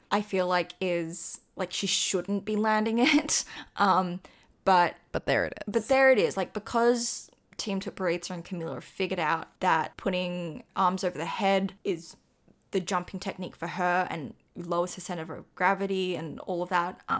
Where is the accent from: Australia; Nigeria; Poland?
Australia; I'm Australian.